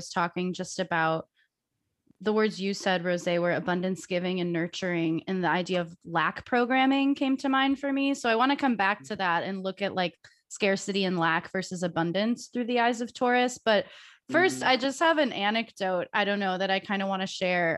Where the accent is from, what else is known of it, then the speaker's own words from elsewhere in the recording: Ohio, United States; moved away as an adult; also born or lived in Chicago, Illinois; We grew up in Ohio together, so we've both lived in the Midwest together our entire lives